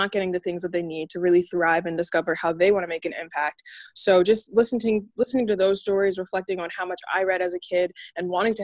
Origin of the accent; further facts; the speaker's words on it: Delaware, United States; I'm a writer from Delaware